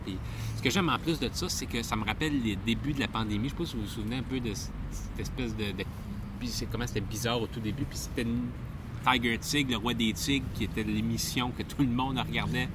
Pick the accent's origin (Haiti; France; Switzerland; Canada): Canada; Quebec